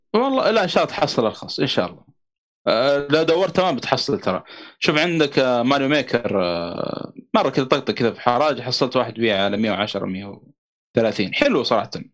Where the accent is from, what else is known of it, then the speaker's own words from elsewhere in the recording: Saudi Arabia; also born or lived in Mecca; عندنا في السعوديه